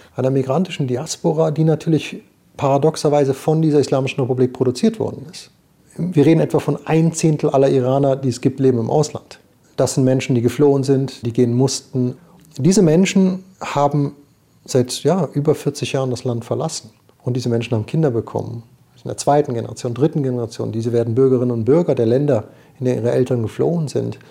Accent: Switzerland; ich bin Schweizer und äh, ich bin nicht in der Statistik und bin trotzdem iranischstämmig

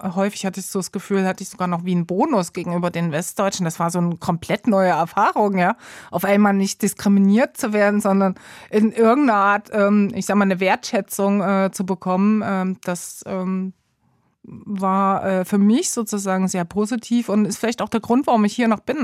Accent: Gera, Thuringia, Germany; moved away as an adult; also born or lived in Leipzig / East Berlin / Munich / Bern; now in Switzerland; in Gera, also wo ich aufgewachsen bin

